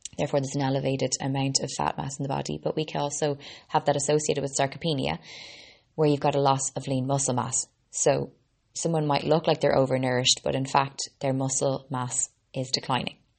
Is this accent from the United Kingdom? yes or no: no; Ireland; also born or lived in Boston, Massachusetts, United States; I'm an Irish girl, Boston born